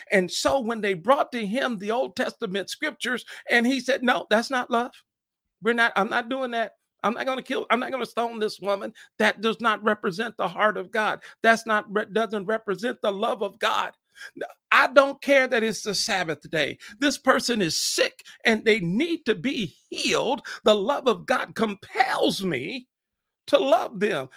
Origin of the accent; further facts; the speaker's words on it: Fort Wayne, Indiana, United States; born in Fort Wayne, Indiana, shout out to my hometown